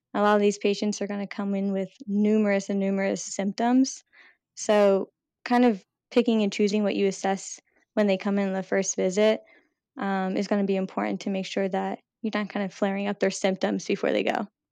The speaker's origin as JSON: {"language": "English", "area": "outside of Philadelphia", "region": "Pennsylvania", "country": "United States", "tie": "born or raised there", "moved": "as an adult", "lives_now": "Providence, United States", "said": "I grew up right outside of Philadelphia"}